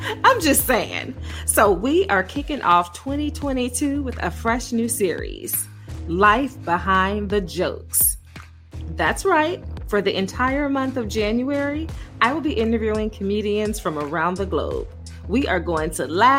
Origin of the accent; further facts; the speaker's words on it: Gary, Indiana, United States; now in Austin, United States; I am from Gary, Indiana